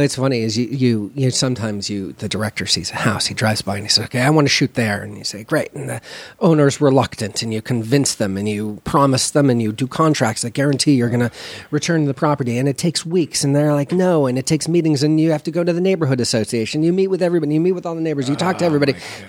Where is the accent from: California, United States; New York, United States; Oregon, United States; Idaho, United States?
California, United States; Los Angeles; From Los Angeles, California.